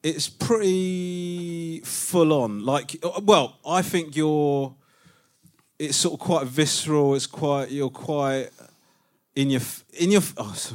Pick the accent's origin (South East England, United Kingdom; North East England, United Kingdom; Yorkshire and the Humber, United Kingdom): South East England, United Kingdom; Crawley; I'm from Crawley